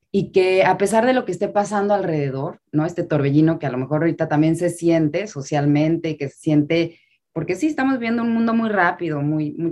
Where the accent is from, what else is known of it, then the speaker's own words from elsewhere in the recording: Mexico City, Mexico; now in Miami, United States; Y vengo de la Ciudad de México a vivir a Miami